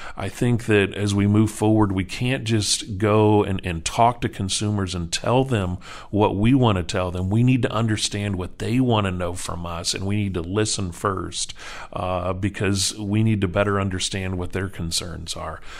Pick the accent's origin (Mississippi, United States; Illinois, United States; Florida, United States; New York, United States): Illinois, United States; East Central; moved away as an adult; now in Wisconsin, United States; growing up in East Central Illinois